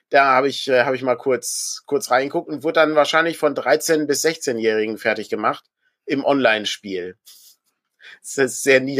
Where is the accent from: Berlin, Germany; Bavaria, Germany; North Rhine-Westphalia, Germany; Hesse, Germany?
Bavaria, Germany; Augsburg; rein zufällig bin ich ja Augsburger.